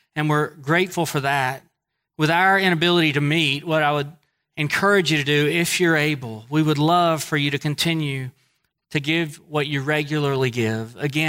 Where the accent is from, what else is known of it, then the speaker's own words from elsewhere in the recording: Northeast, United States; accent: Northeast; Most people know I'm from the Northeast because of my accent.